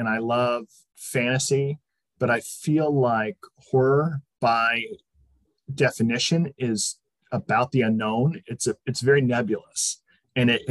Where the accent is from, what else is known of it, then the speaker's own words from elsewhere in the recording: Connecticut, United States; now in Southern California, United States; I am from Connecticut originally. I now live in Southern California